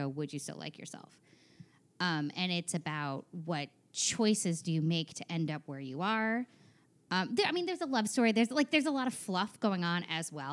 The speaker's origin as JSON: {"language": "English", "region": "small town New York", "country": "United States", "also_born_or_lived": "Maryland", "moved": "as an adult", "lives_now": "Los Angeles, United States", "said": "I'm from small town New York, about an hour north of the city"}